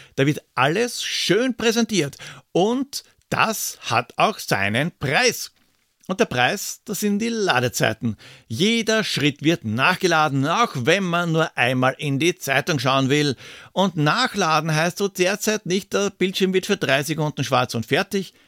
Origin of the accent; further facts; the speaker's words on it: Vienna, Austria; als Wiener